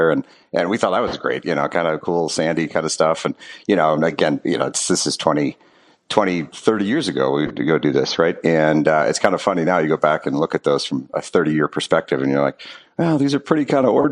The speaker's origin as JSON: {"language": "English", "region": "Wisconsin", "country": "United States", "tie": "born or raised there", "moved": "as an adult", "said": "Yeah, so I'm originally from Wisconsin, and uh, I live in Milwaukee now, and uh, so kind of based here."}